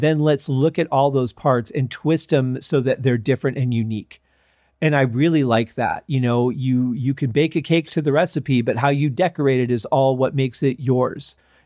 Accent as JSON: {"language": "English", "region": "Michigan", "country": "United States", "tie": "born or raised there", "said": "when we were growing up in Michigan"}